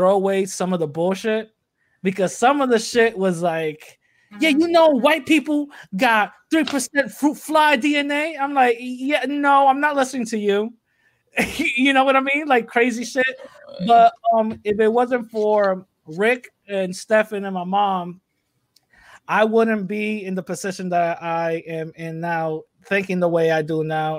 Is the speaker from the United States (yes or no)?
yes; Bronx, New York, United States; you know, the unity that we had, especially growing up in the Bronx at that time, hip hop was a thing